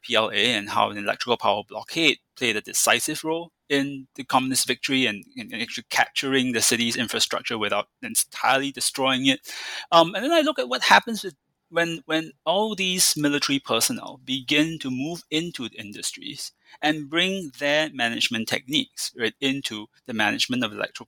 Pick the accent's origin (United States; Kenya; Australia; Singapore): Singapore; I grew up in Singapore